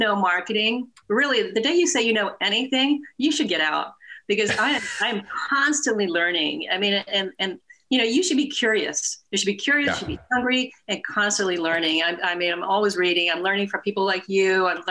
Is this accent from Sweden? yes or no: yes; Sweden; moved away as an adult; now in California, United States; I moved over from Sweden and wanted to go to school here in California, go to college